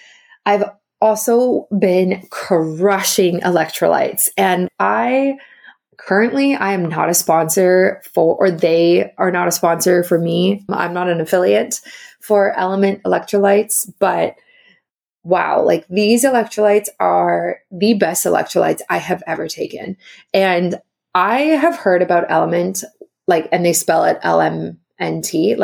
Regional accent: South Africa; also born or lived in Ontario, Canada; now in Canada; Originally I'm from South Africa, and then I moved to Ontario, and then I moved to BC, but I lived for many years in Ontario.

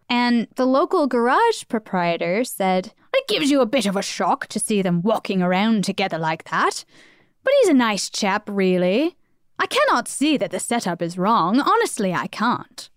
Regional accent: United States; we're we're American, obviously, so we're coming at this from an American point of view.

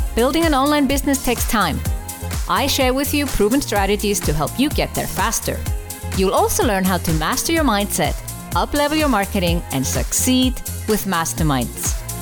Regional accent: Iceland; now in Switzerland; I was from Iceland, living in Switzerland

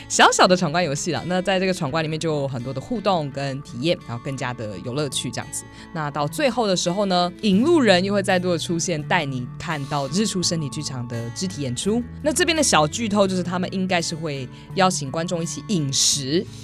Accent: Taichung, Taiwan; 我身为台中人

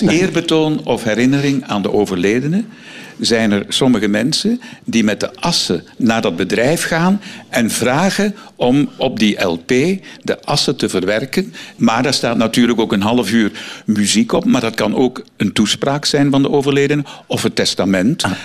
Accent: Flanders, Belgium; bij ons in Vlaanderen

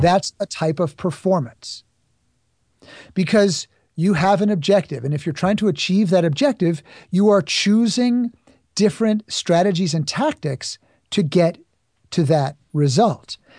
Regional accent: New York City, New York, United States; I grew up in New York City

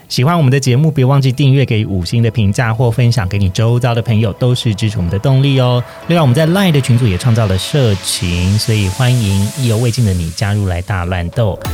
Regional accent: Taiwan; 我现在偏乡长大的

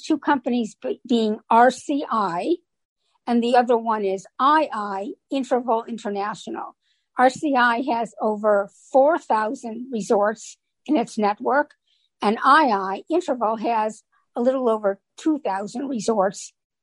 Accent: Chicago, Illinois, United States; moved away as an adult; also born or lived in Orlando area, Florida; I'm originally from the Chicago area

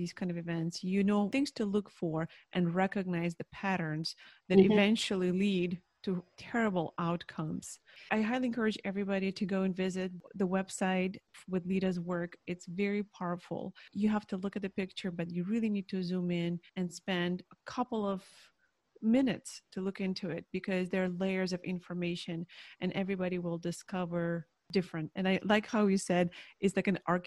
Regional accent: Ukraine; now in United States; for many Ukrainians back then in the 90s, there was a lot of history that none of us knew. I remember being a teenager

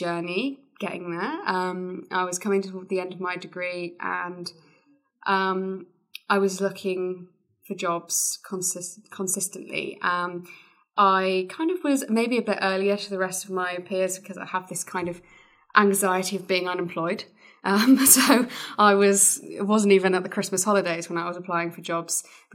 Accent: near Exeter, South West England, United Kingdom; based in Exeter, which was close to my hometown.

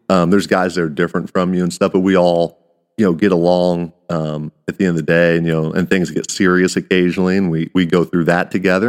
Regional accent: Kansas, United States; I'm the guy from Kansas

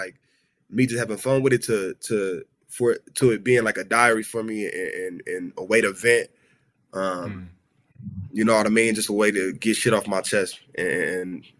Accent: Los Angeles, California, United States; I grew up in South Central

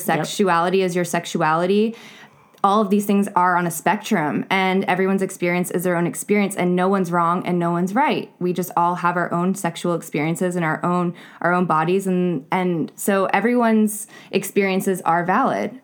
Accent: North Carolina, United States; I was born, or I was raised in North Carolina

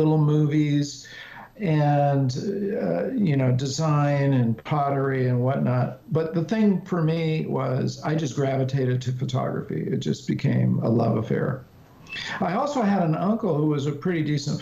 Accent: California, United States; I grew up in California in the just before the whole hippie era exploded

